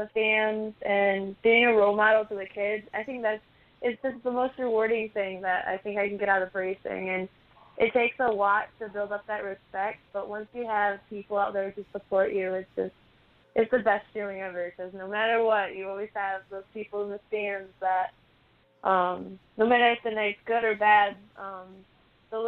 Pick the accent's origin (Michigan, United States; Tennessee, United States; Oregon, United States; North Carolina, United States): Michigan, United States; Shelby; I'm from Shelby, Michigan. I'm 17 years old.